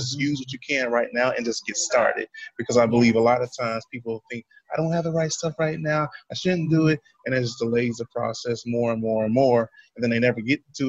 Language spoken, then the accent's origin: English; United States; I'm from the United States.